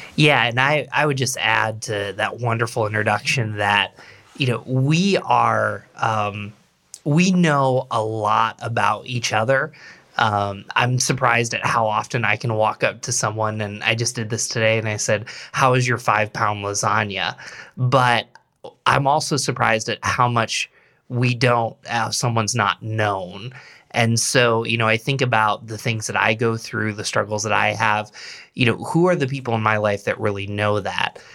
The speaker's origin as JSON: {"language": "English", "town": "Endicott", "region": "New York", "country": "United States", "tie": "born or raised there", "also_born_or_lived": "Philadelphia area", "moved": "as an adult", "lives_now": "Rochester, United States", "said": "I grew up in the Binghamton area, actually Endicott, New York"}